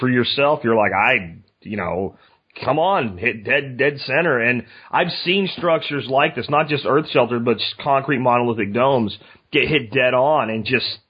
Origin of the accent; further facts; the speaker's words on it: Eagle Mountain area, northwest Dallas–Fort Worth Metroplex, Texas, United States; I'm from the Eagle Mountain area near Eagle Mountain Lake.